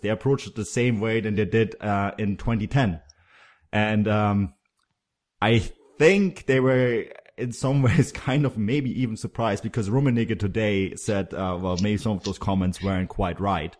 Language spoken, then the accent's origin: English; Munich, Bavaria, Germany; I grew up in Munich